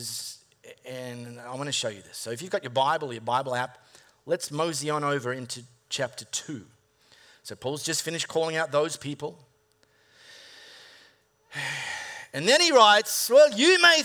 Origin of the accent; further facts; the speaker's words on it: High Wycombe, Western Australia, Australia; growing up in High Wycombe Primary School